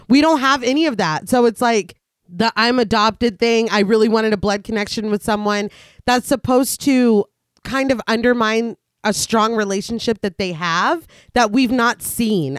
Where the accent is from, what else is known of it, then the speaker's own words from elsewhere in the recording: Washington, United States; I was born in Washington exactly one hundred years later.